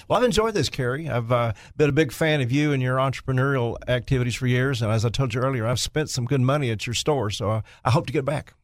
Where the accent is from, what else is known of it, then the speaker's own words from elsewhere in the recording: Jonesboro, Arkansas, United States; my hometown Jonesboro